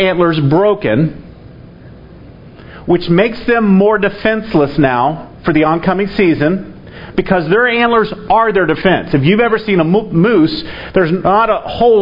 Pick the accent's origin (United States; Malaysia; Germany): United States; Florida; I was raised in Florida